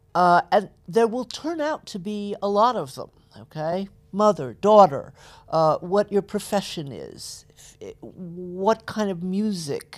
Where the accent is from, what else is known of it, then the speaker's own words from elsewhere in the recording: Atlanta, Georgia, United States; I was born in Atlanta, Georgia, uh, grew up in the middle of the civil rights movement